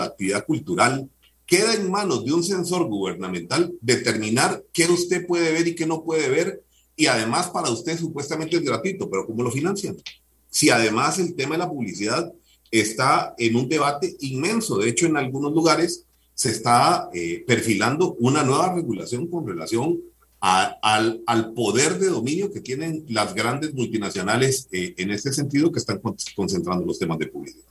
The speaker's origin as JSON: {"language": "Spanish", "country": "Costa Rica", "said": "como costarricenses"}